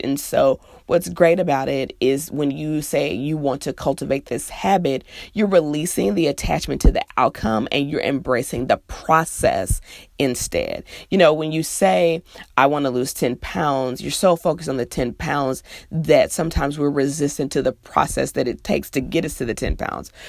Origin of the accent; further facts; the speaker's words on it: Midwest, United States; now in the South, United States; I'm from the Midwest, it's pop, and I live in the South, so it's soda.